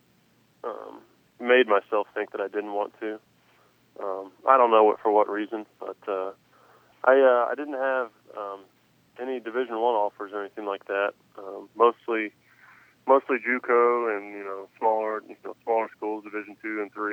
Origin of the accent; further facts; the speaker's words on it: Clarksville, Tennessee, United States; the team from my hometown.